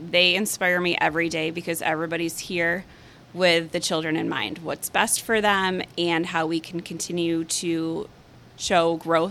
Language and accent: English; Medina, New York, United States; Medina, New York.